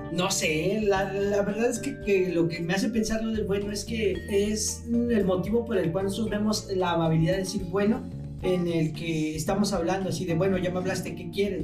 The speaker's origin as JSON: {"language": "Spanish", "country": "Mexico", "said": "aquí en nuestro queridísimo, queridísimo México"}